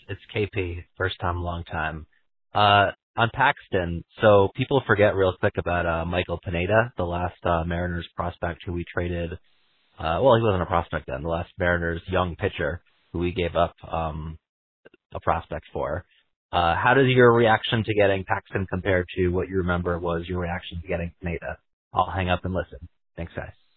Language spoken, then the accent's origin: English; Canada; I'm also from Canada